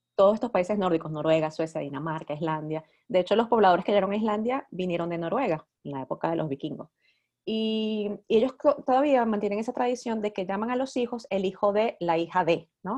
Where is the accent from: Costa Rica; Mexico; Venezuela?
Venezuela; moved away as an adult; also born or lived in New York, United States; now in Iceland; yo salí de Venezuela en el 2001 y yo salí para Estados Unidos, yo me fui para Nueva York